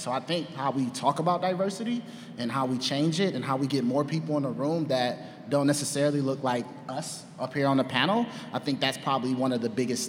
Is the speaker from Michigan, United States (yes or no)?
yes; Detroit, Michigan, United States; now in Chicago, United States; I'm from Detroit originally